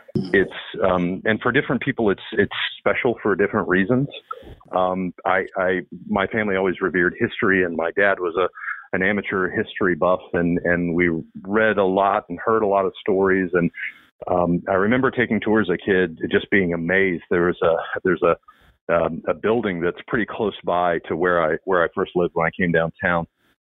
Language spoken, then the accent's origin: English; Atlanta, Georgia, United States; moved away as an adult; now in Savannah, United States; I grew up in Atlanta. I've had family here in Savannah for generations. And I had the good fortune of spending my summers here as a kid.